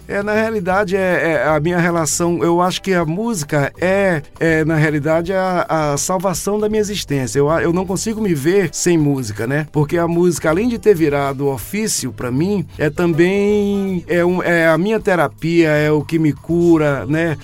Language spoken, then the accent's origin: Portuguese; Carolina, Maranhão, Brazil; Sou maranhense de Carolina, é. dia 2 de setembro de 1964. Ixi, tive a graça de chegar, tive a graça de chegar ao mundo ali naquela terra tão maravilhosa.